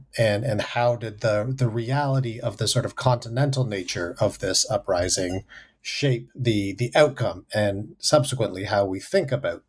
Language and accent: English; Canada; now in United States; growing up in Canada, it is impossible to ignore the United States. But then when I moved to the United States, I realized living in America, it's actually very easy to ignore Canada.